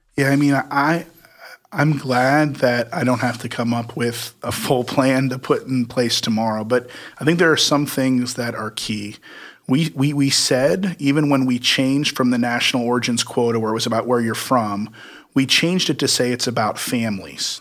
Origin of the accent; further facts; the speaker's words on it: Midwest, United States; I grew up in the Midwest